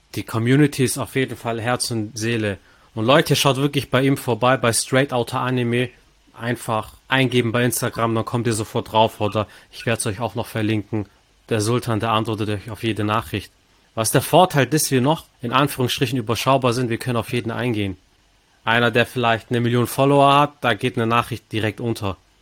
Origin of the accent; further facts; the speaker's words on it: Stuttgart, Baden-Württemberg, Germany; Ich bin als Stuttgarter